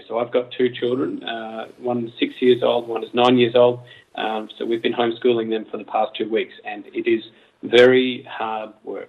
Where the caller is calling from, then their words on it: Mannheim, Baden-Württemberg, Germany; I'm calling from Mannheim in Germany.